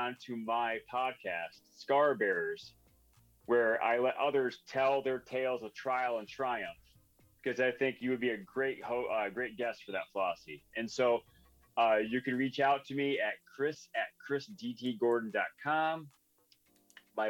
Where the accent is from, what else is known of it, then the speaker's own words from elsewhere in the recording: Michigan, United States; we grew up in Michigan under the bridge